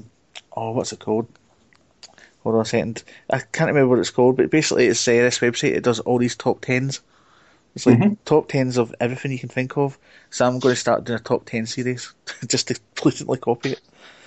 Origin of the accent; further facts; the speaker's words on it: Scotland, United Kingdom; accent: Scottish; my Scottish accent